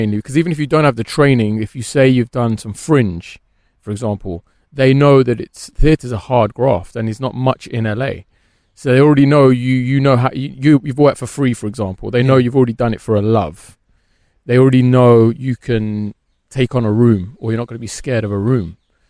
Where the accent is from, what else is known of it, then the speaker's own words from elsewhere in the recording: Birmingham, West Midlands, United Kingdom; accent: Brummy; now in London, United Kingdom; Well, I'm practically a Londoner now, but I am from Birmingham, yeah.